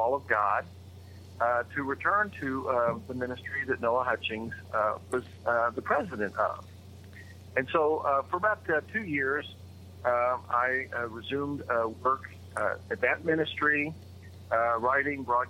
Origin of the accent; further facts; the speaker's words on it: Oklahoma City, Oklahoma, United States; moved away as an adult; also born or lived in Chicago / East Coast; had returned to my hometown of Oklahoma City